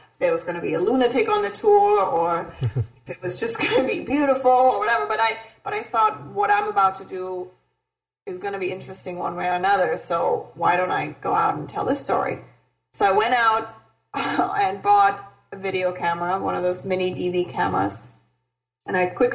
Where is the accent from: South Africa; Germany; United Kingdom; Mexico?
Germany; moved away as an adult; now in Los Angeles, United States; I grew up in Germany